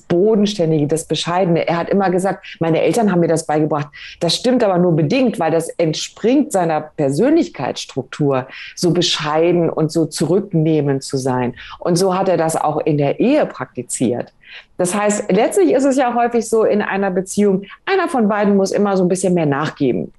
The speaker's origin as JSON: {"language": "German", "country": "Germany", "said": "uns Deutschen"}